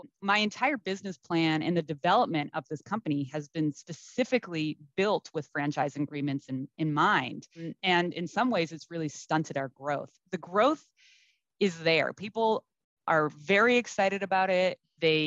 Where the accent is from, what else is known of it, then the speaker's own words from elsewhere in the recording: East Coast, United States; now in Los Angeles, United States; I'm from the East Coast originally